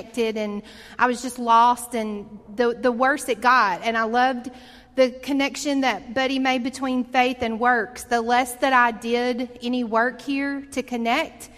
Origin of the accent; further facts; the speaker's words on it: Montgomery, Alabama, United States; When I grew up here in Montgomery from the time I was in the ninth grade